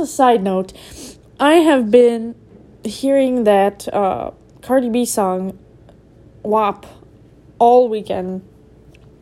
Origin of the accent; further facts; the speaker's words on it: Minneapolis, Minnesota, United States; I'm from Minneapolis.